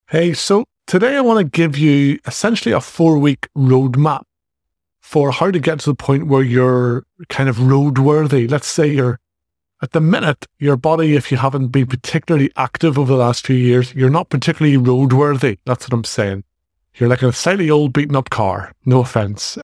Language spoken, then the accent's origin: English; Northern Ireland, United Kingdom; accent: Northern Irish; I'm from the north of Ireland.